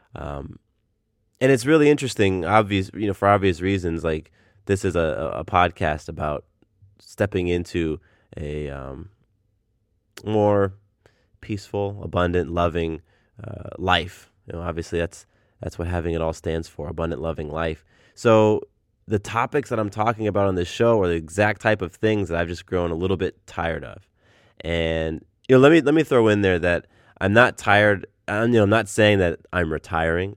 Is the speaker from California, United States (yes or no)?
yes; Del Mar, California, United States; moved away; I'm from Southern California. I was born in, uh, a small town called Del Mar, which is north of San Diego